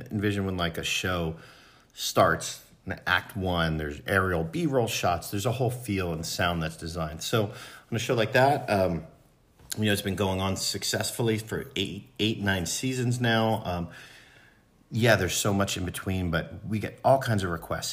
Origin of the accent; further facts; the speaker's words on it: Philadelphia, Pennsylvania, United States; I grew up in Philly.